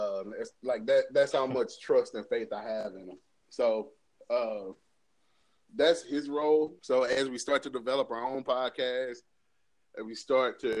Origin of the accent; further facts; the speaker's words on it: St. Louis, Missouri, United States; I know where I come from. I come from St. Louis. But, I mean, for us, like me being a St. Louis nigga is all the culture I need. Like, I'm from here